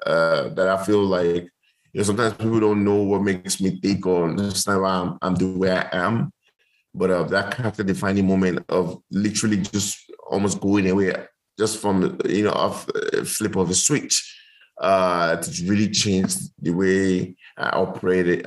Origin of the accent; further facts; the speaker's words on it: Lagos, Nigeria; also born or lived in United States; I grew up in Nigeria. I grew up in Lagos. Grew up in Surulere